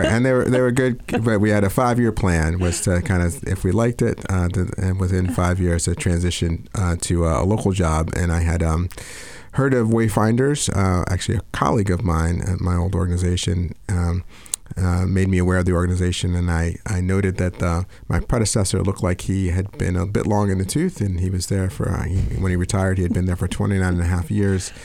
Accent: New York, United States; moved away as an adult; New York guy, um, born and raised

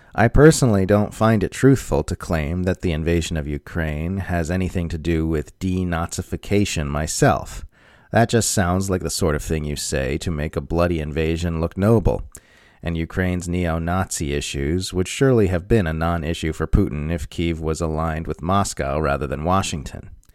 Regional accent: Australia; As an Australian

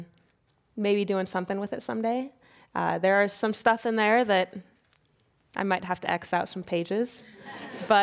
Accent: Kansas, United States; moved away; I'm from Kansas

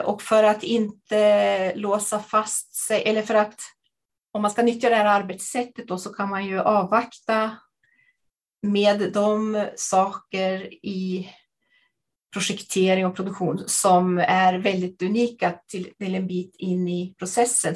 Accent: Jämtland, Sweden; jag kommer från eh, Jämtland

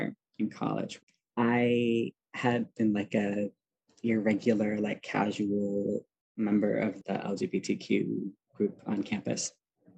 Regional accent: Milwaukee, Wisconsin, United States; moved away; I grew up in Wisconsin in a suburb of Milwaukee

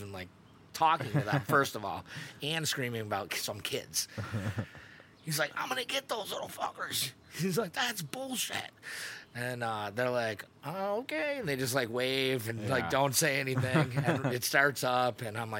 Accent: Buffalo, New York, United States; well, we're from Buffalo.

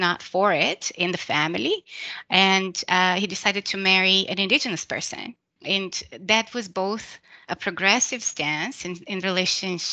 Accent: Brazil; I was born and raised in Brazil

